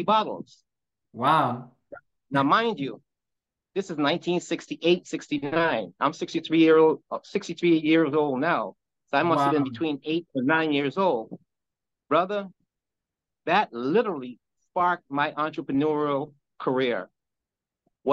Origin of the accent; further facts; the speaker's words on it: Guyana; now in New Jersey, United States; I'm from Guyana, South America